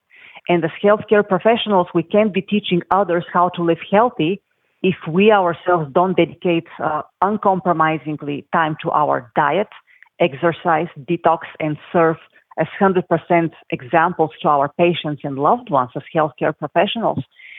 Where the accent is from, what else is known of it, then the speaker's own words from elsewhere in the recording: Bulgaria; moved away; I came here with nothing from Bulgaria.